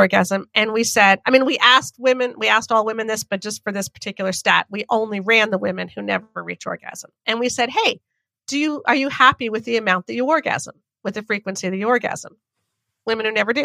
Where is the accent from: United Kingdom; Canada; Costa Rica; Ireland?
Canada; as a Canadian